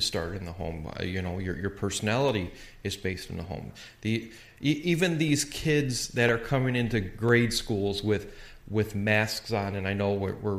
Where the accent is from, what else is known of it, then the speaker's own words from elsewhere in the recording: Calumet City, Illinois, United States; I grew up in Calumet City, Illinois.